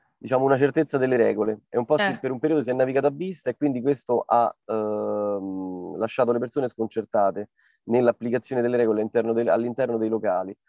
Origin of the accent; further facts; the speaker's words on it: Rome, Lazio, Italy; noi siamo di Trastevere